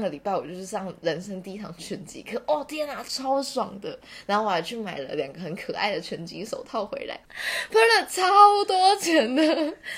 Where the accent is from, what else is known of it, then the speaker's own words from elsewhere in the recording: Taichung, Taiwan; 然后因为我是台中人嘛